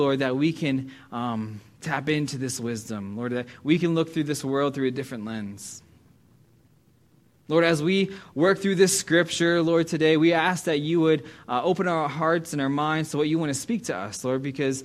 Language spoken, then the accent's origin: English; United States; As an American